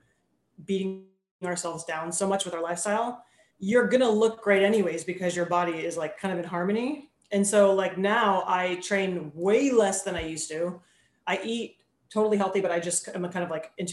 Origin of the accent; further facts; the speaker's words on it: Tampa, Florida, United States; I'm born and raised in Tampa, which is like super rare